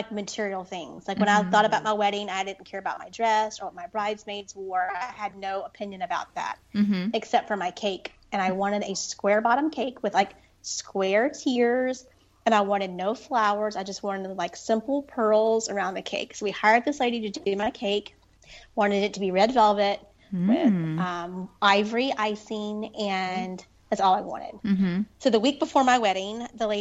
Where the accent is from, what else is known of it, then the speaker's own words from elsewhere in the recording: Dorchester, North Carolina, United States; accent: twang; I grew up in Dorchester, North Carolina, which is right outside of Rocky Mount, where I am now.